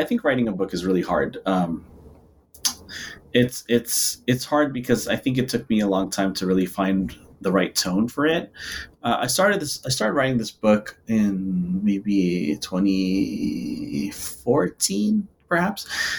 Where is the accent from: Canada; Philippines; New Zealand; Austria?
Philippines; if my entire existence is just about being Filipino or being a person of color and queer